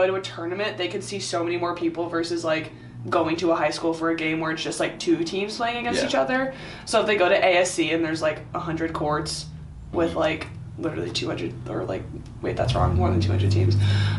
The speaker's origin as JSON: {"language": "English", "town": "Simi Valley", "region": "California", "country": "United States", "tie": "born or raised there", "said": "Okay, so I'm from Simi Valley, and I went to school in Mission Hills, which is like 20 minutes away, at Bishop Alemany."}